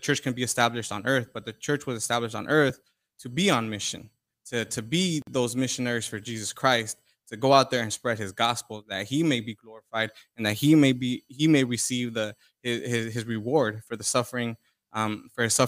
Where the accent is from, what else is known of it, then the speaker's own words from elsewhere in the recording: Orange County, Southern California, United States; I'm from Orange County, Southern California.